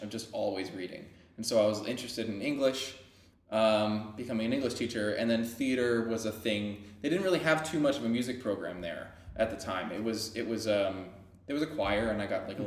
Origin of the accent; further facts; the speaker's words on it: Caldwell, New Jersey, United States; I grew up in a place called Caldwell. It's uh, it's in Essex County